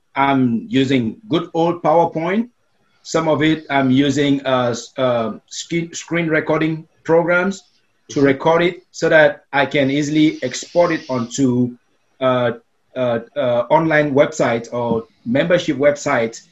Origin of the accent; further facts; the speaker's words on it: Cameroon; first language Meta; English is a second language; also born or lived in Asia; now in United States; as a little kid growing up in Africa, in a country known as Cameroon